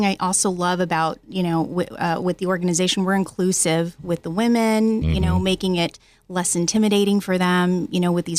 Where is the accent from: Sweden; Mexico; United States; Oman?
United States; San Diego, California; also born or lived in Riverside County, California; I'm actually originally from San Diego, but I lived out in Riverside Riverside County.